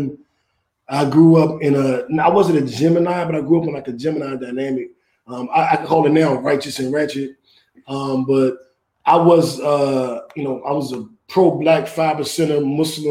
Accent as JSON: {"language": "English", "town": "Washington", "region": "District of Columbia", "country": "United States", "tie": "born or raised there", "said": "I grew up on Georgia Avenue. I went to a college in my neighborhood."}